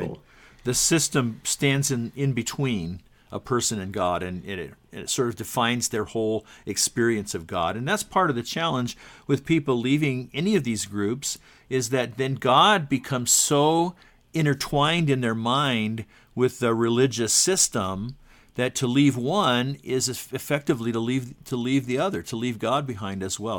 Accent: Southern California, United States; also born or lived in Utah; I was born in Utah, but, um, shortly after that, my family lived all around the West. And from third grade on, I grew up in Southern California

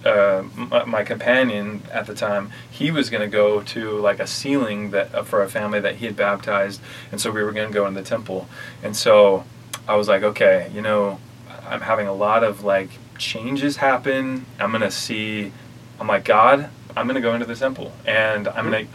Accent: Kaysville, Utah, United States; also born or lived in Orlando, Florida; I grew up in Utah

